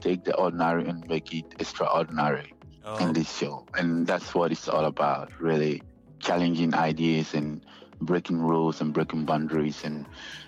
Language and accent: English; Accra, Greater Accra, Ghana; English is a second language; moved away as an adult; now in Sydney, Australia; Jamestown is the place that I grew up in Ghana.